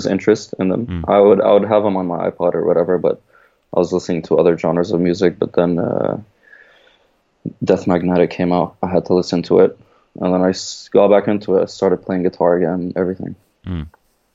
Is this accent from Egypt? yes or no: yes; Egypt; I'm from Egypt